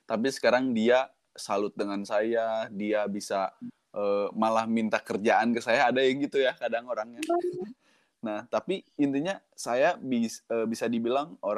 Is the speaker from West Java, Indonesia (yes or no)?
yes; Bandung, West Java, Indonesia; born there; Walaupun eh, saya lahir di Bandung gitu ya, tapi sehari-hari hmm. ngomong bahasa Indonesia dan bahasa Jawa